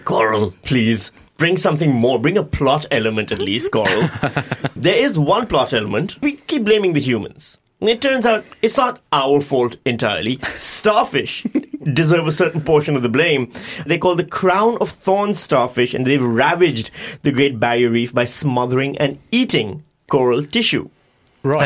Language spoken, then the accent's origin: English; Pakistan; I'm from Pakistan